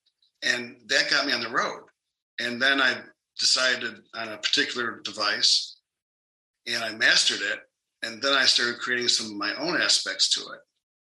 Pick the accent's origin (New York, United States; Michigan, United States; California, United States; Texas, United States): New York, United States; also born or lived in Jackson, Mississippi; now in Phoenix, United States; I'm from New York, but I ended up in Jackson, Mississippi, which was actually a pretty good experience.